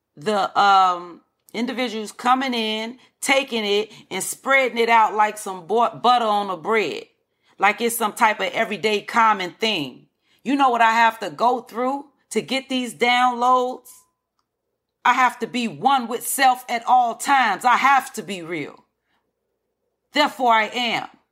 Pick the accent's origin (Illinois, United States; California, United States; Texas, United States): Illinois, United States; Chicago; I am from Chicago from the projects, Henry Horner projects.